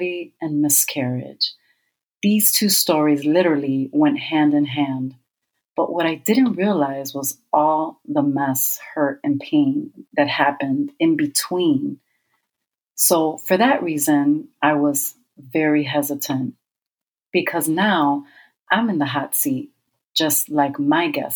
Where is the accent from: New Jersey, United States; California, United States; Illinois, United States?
Illinois, United States; Chicago; I was born and raised in Chicago, Illinois.